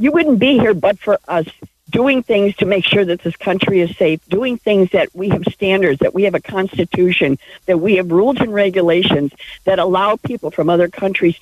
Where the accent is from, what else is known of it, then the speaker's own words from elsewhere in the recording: Chicago, Illinois, United States; now in Menlo Park, United States; I'm originally from Chicago